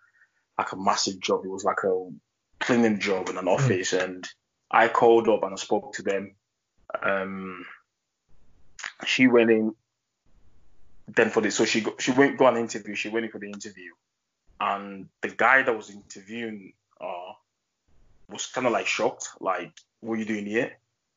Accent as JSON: {"language": "English", "country": "Germany", "tie": "born or raised there", "said": "I grew up in Germany, and I've always said that throughout my stay in Germany, I didn't see that much racism to me personally"}